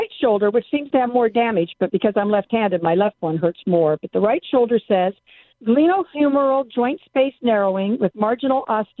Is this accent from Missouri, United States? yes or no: yes; Raytown, Missouri, United States; moved away as an adult; also born or lived in Kansas; now in Los Angeles, United States; In Kansas City, Missouri, Ray Town.